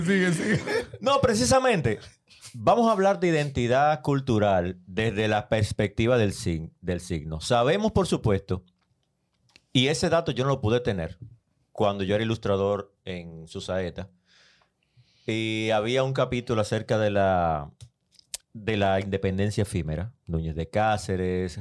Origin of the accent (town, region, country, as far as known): Dominican Republic